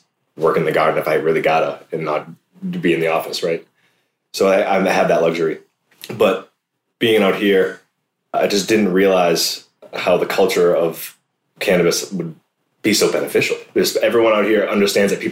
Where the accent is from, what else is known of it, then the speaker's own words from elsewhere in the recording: East Coast, United States; moved away; I come from the East Coast